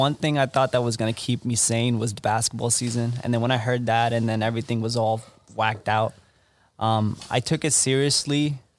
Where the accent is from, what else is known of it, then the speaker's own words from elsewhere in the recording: Pennsylvania, United States; But for me, I've always been, you know, growing up in Central Pennsylvania, all my friends are in New York.